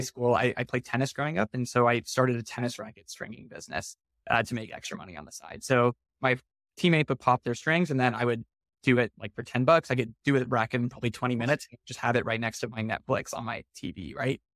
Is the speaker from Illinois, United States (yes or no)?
no; Houston, Texas, United States; I grew up in Houston in the suburb called Clear Lake